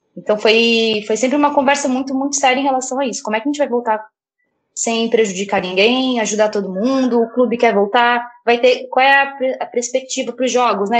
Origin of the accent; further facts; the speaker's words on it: Brusque, Santa Catarina, Brazil; now in Florianópolis, Brazil; eu vim pra estudar na universidade, aqui em Floripa, eu sou natural de Brusque